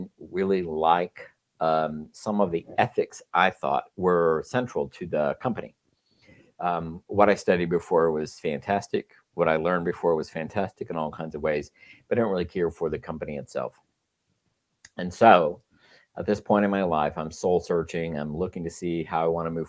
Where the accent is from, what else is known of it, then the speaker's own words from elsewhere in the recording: Texas, United States; moved away as an adult; also born or lived in Chicago; now in California, United States; I grew up in Texas, grew up Catholic